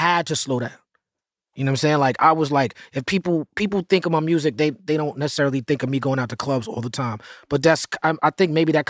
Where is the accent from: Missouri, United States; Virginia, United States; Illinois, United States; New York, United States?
New York, United States; New York City; I'm from Midtown.